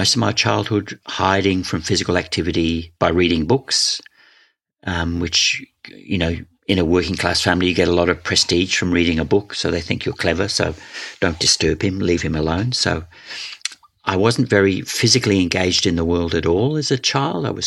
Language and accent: English; Scotland, United Kingdom; also born or lived in Wales; when I was 9, we moved to Scotland. I was born in Wales.